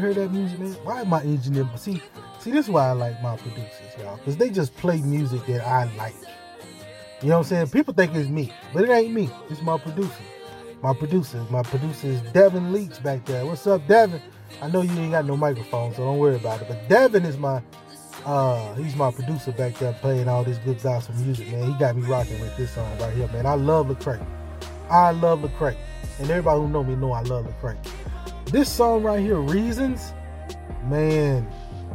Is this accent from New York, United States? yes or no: no; Hattiesburg, Mississippi, United States; moved away; my hometown, Hattiesburg, Mississippi